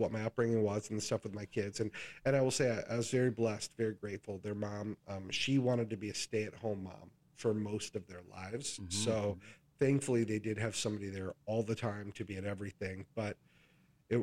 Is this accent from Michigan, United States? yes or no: yes; West Michigan, United States; I grew up in West Michigan, but nobody in my family had any education